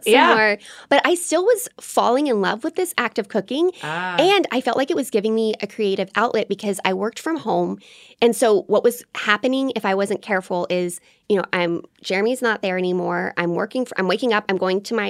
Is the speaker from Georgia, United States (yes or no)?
no; Colorado Springs, Colorado, United States; I grew up in Colorado Springs, which is such a military town